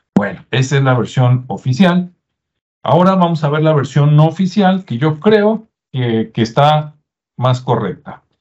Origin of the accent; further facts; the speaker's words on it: Mexico; como los mexicanos